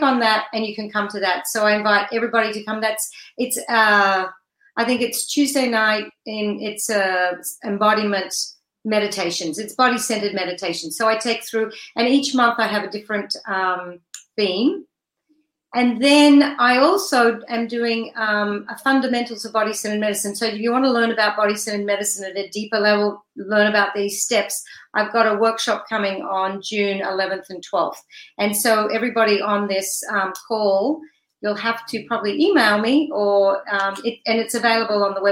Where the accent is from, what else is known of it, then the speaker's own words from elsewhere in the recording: Australia; moved away as an adult; now in United States; I'm from Australia